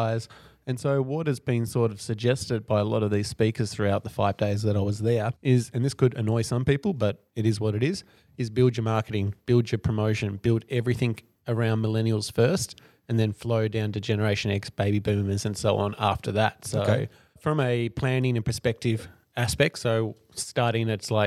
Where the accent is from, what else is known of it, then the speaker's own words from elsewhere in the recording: Australia; I'm Australian